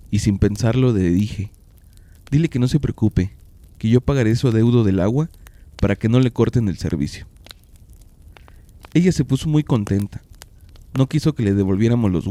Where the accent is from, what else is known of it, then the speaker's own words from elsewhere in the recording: Mexico City, Mexico; now in Oaxaca, Mexico; Yo soy originaria de la Ciudad de México. Tengo 21 años viviendo en un pueblo pequeño, cerca de la capital de Oaxaca.